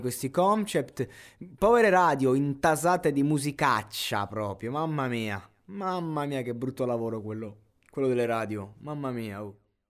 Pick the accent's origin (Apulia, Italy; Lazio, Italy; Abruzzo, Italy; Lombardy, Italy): Abruzzo, Italy; Roseto degli Abruzzi; vengo da Roseto degli Abruzzi che praticamente è una piccola città